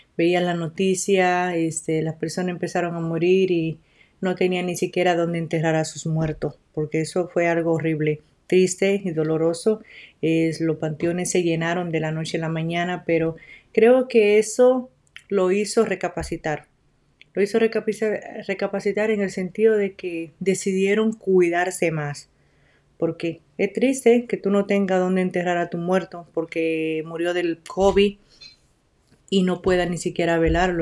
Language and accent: Spanish; La Romana, Dominican Republic; now in United States; yo soy de la República Dominicana. Ah, me crié en el pueblo de la Romana.